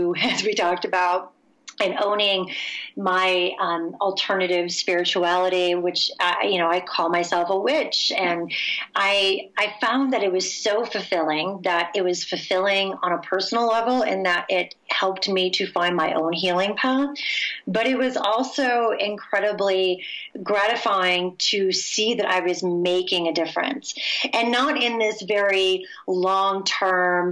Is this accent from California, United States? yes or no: no; Michigan, United States; I'm from the Midwest, in Michigan specifically, where the term meditation is not oft heard